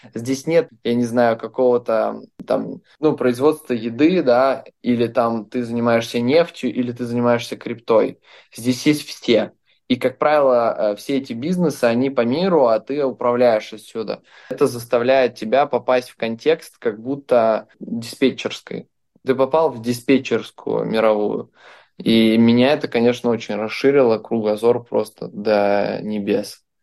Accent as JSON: {"language": "Russian", "country": "Belarus", "moved": "yes", "lives_now": "Dubai, United Arab Emirates", "said": "Я сам из Беларуси"}